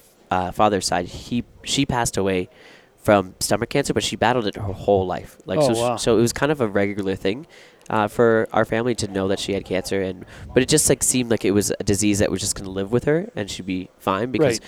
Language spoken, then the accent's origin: English; Newmarket, Ontario, Canada; I grew up in a small town just outside Toronto, Canada, Newmarket.